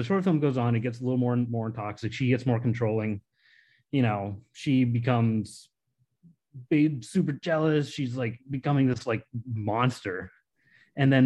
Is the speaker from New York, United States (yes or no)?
no; Grafton, Massachusetts, United States; I grew up in Grafton, Massachusetts. It's this little town next to Worcester